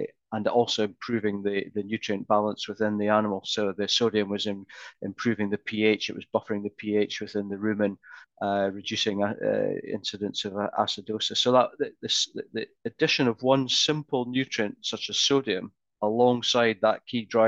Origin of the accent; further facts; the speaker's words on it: Scotland, United Kingdom; I'm Scottish